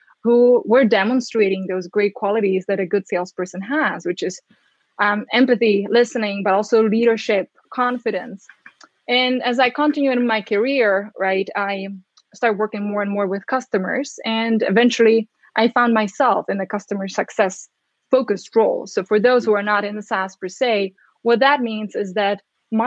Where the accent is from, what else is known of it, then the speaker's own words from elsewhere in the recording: Czechia; now in United States; growing up in the Czech Republic, now living in the States